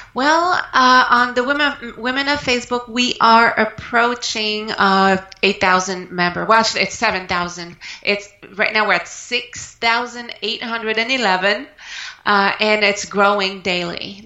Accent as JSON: {"language": "English", "country": "Canada", "moved": "as an adult", "lives_now": "United States", "said": "I'm French Canadian Canadian, originally from Canada, and I moved uh, to the United States mm, 12 years ago."}